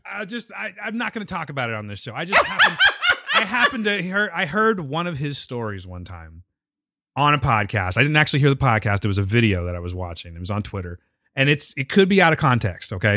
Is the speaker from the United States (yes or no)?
yes; Pinedale, California, United States; I grew up in Pinedale, okay? Pinedale, California